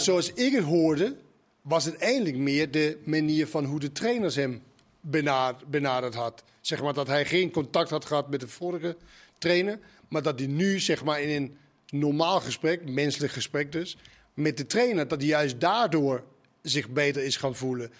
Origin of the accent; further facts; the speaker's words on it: Denmark; Dutch is a second language; moved away as an adult; also born or lived in Maastricht; now in Netherlands; we komen dan uit Denemarken